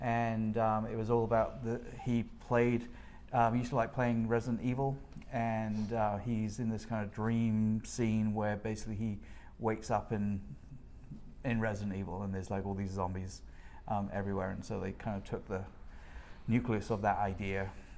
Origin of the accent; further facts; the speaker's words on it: United Kingdom; moved away; I'm British, by the way.